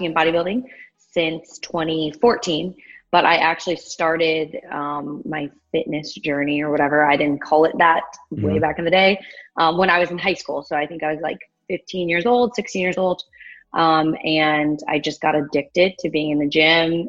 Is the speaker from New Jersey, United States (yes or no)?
no; Magnolia, Texas, United States; also born or lived in Houston, Texas; I grew up in the Woodland, well, Magnolia, so the suburbs.